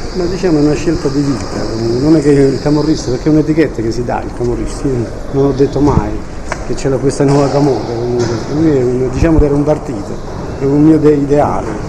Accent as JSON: {"language": "Italian", "town": "Ottaviano", "region": "Campania", "country": "Italy", "tie": "born or raised there", "said": "Il paese che mi ha dato i miei natali, ne sono orgoglioso e, Ottaviano non è solo un paese di camorra"}